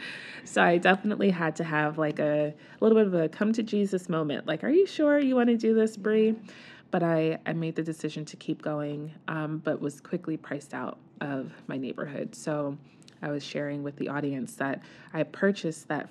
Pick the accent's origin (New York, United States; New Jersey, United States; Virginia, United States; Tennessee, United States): New York, United States; New York City; moved away as an adult; also born or lived in New Rochelle, New York; now in Baltimore, United States; I was born and raised in the Bronx